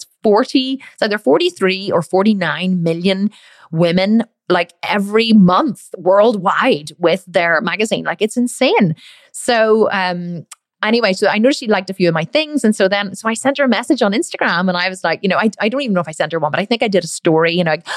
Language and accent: English; Ireland; I'm obviously Irish